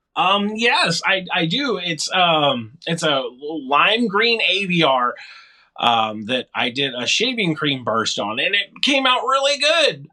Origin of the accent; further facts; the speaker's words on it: Arkansas, United States; moved away as an adult; now in Michigan, United States; we relocated to Michigan from Arkansas, which is where I spent most of my formative years in my life